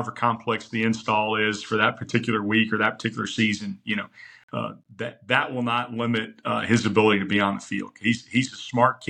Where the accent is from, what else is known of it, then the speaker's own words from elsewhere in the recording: Rockwall, Texas, United States; back in my hometown, I had spent 7 years at Rockwall High